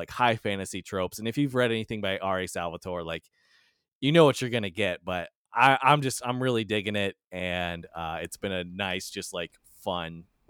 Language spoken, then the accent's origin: English; Indiana, United States; I'm from Southern Indiana.